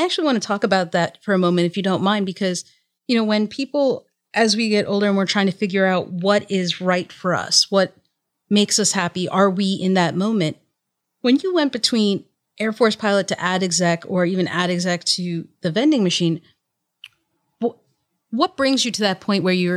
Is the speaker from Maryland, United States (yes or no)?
yes; Baltimore, Maryland, United States; now in Philadelphia, United States; I'm also technically from, my hometown is Baltimore